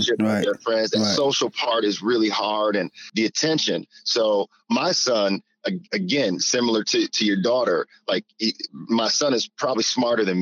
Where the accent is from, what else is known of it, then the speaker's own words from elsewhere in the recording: Flint, Michigan, United States; I'm from Flint, Michigan. We didn't have anything.